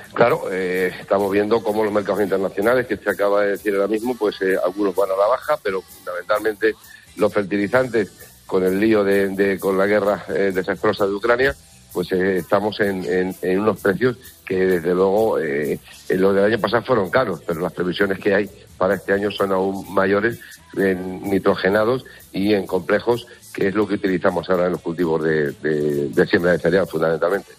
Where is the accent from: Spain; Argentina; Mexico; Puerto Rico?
Spain; Huertezuela, Castilla-La Mancha; mi pueblo de origen, Huertezuela, que está todavía en, en la serranía de las estribaciones de, Sierra Morena